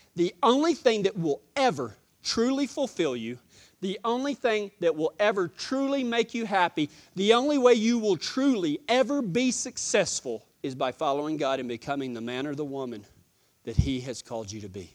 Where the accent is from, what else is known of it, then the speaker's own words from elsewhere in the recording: Texas, United States; accent: Texas; my Texas accent